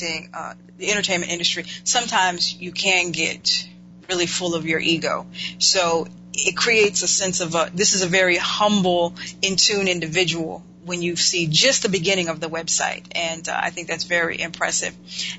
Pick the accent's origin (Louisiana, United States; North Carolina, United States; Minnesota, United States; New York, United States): North Carolina, United States; Winston-Salem; my home state, North Carolina, Winston-Salem